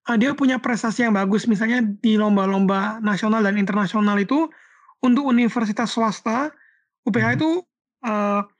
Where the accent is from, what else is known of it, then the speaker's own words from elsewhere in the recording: Surabaya, East Java, Indonesia; moved away as an adult; dulu kan aku tuh kan aslinya uh, dari Surabaya.